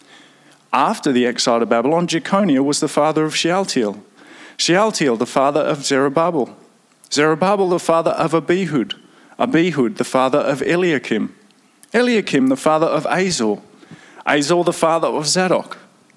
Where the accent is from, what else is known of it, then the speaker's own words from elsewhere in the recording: Victoria, Australia; So I'm very Victorian as well, back a number of generations